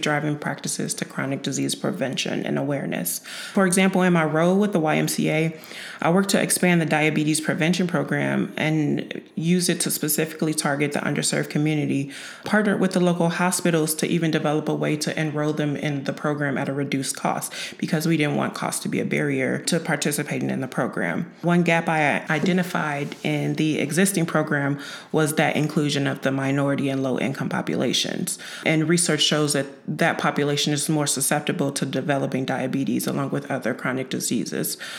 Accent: Chicago, Illinois, United States; moved away as an adult; also born or lived in Quincy, Illinois / Macomb, Illinois / Springfield, Illinois; now in Urbana, United States; I was born and raised in Chicago

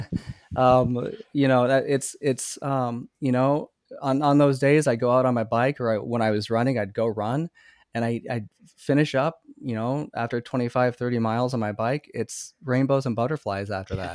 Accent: Iowa, United States; now in Minnesota, United States; growing up in Iowa

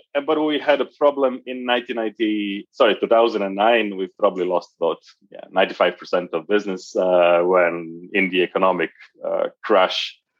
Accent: Croatia; moved away as an adult; now in Dublin, Ireland; Originally, I'm from Croatia, down south in Europe. I got a job in 1998 in Microsoft in Ireland. So moved here to Dublin in 1998

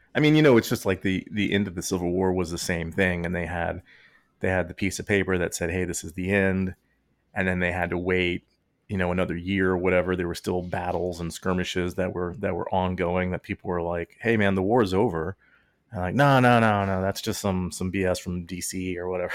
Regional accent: Texas, United States; we grew up in Texas

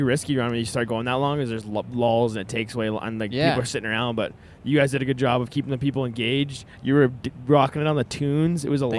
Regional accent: Saskatoon, Saskatchewan, Canada; I'm from the Saskatoon area.

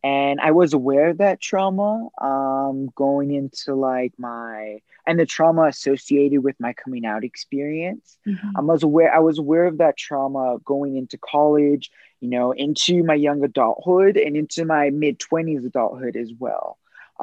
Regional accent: Los Angeles, California, United States; I grew up in Southern California in Los Angeles. I'm born and raised.

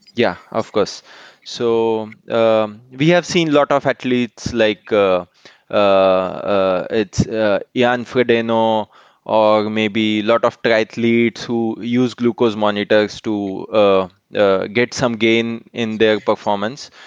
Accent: Mumbai, Maharashtra, India; I am from Mumbai

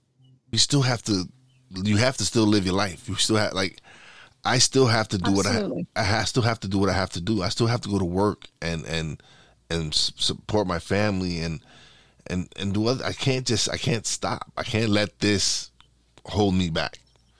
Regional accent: New York, United States; now in Pennsylvania, United States; Well, I'm in Pennsylvania. I live in the state. I'm originally from New York, but I live in Pennsylvania.

